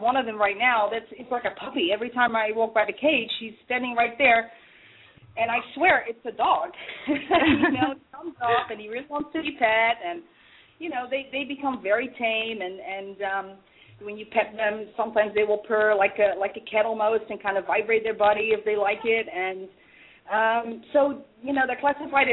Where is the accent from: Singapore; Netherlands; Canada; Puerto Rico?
Netherlands; moved away; also born or lived in Portugal; When I came to this country, I'm from the Netherlands originally.